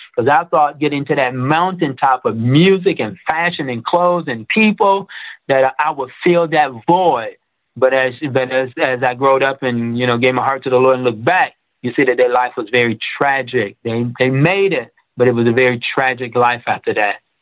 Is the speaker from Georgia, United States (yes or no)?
no; Detroit, Michigan, United States; I grew up in Detroit where it was Motown, the Auto City